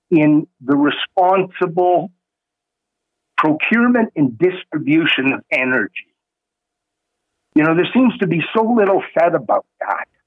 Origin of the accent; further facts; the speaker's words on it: Canada; as a Canadian